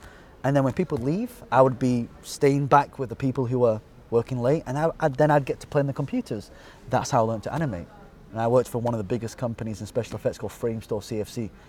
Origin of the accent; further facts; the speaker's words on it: Colne, North West England, United Kingdom; Burnley. Colne. Okay. But I say Burnley because that's where...